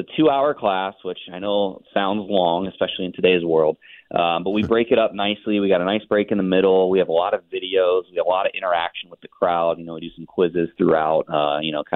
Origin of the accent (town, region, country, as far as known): Cincinnati, Ohio, United States; born or raised there